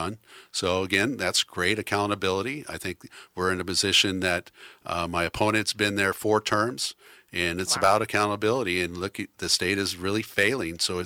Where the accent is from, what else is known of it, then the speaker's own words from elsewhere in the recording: Newport, Oregon, United States; I grew up in Newport, Oregon